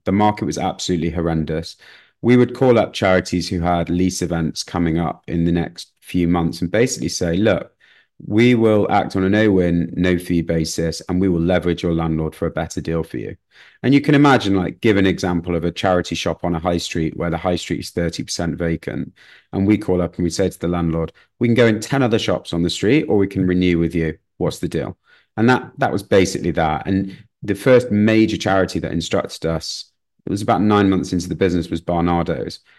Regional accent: Manchester, North West England, United Kingdom; moved away as an adult; also born or lived in London; growing up in Manchester, it was slightly different to London.

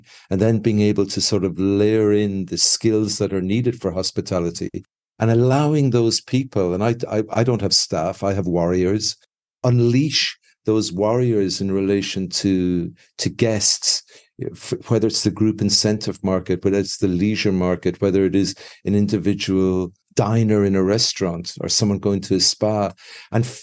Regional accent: Ireland; now in Mexico; being Irish

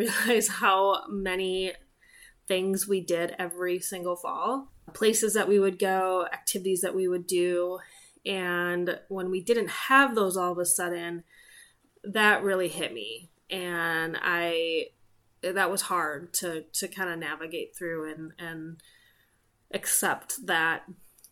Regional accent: Minneapolis, Minnesota, United States; my husband and I grew up in the Twin Cities or surrounding suburbs

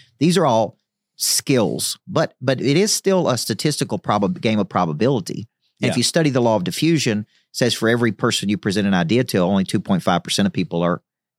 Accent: Tennessee, United States; Well, I grew up, you know, in the Bible Belt right in the middle of Tennessee. So I grew up in Church of Christ.

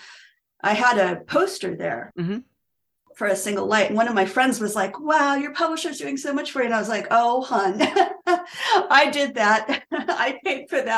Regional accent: Virginia, United States; moved away; I was born in Virginia. So I don't live there, but I'm from Virginia.

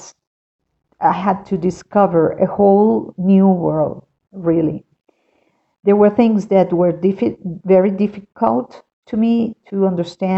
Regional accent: Caracas, Capital District, Venezuela; moved away as an adult; now in Quito, Ecuador; I am from Caracas, Venezuela, and I have been living for 7 years now in Quito, Ecuador.

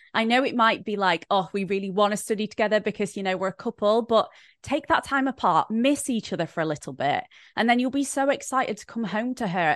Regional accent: Brighton, South East England, United Kingdom; an influencer from Brighton, England

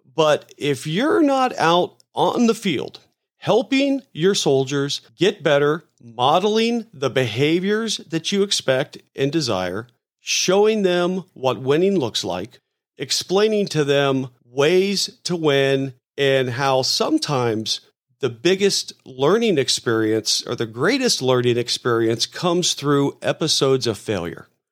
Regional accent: Tampa, Florida, United States; I grew up in Tampa

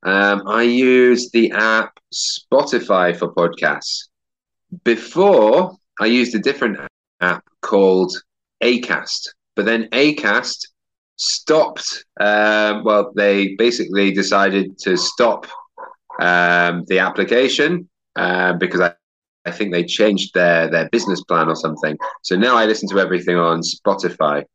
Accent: York, Yorkshire and the Humber, United Kingdom; also born or lived in Edinburgh; now in Barcelona, Spain; I'm from York, which is in the north of England

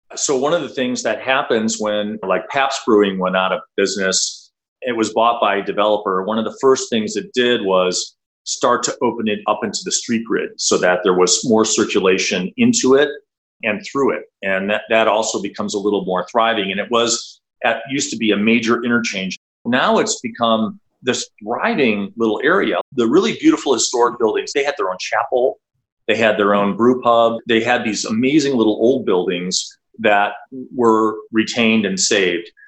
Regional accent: Milwaukee, Wisconsin, United States; I grew up in Milwaukee, Wisconsin, where the headquarters of my now practice is located

